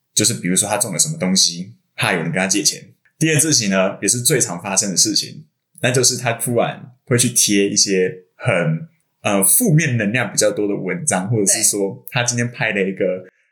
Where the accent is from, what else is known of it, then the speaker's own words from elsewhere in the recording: Hsinchu, Taiwan; 我是新竹人